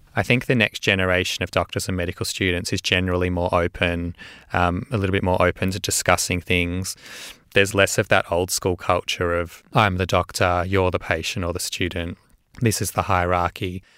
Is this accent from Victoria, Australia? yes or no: yes; Melbourne, Victoria, Australia; I was born and raised in Melbourne. Um, I grew up in a Jewish area, I'm Jewish background, uh, called Caulfield